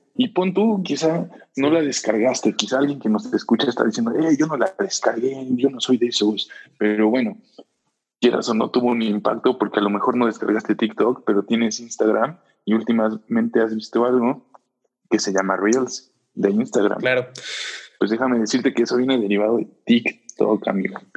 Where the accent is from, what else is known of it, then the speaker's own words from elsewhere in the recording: Puebla, Mexico; moved away as an adult; now in Querétaro, Mexico; yo soy de Puebla, yo, yo toda mi vida he vivido en Puebla y hace aproximadamente un año, poco más de un año, cambié de ciudad, vine a vivir a Querétaro.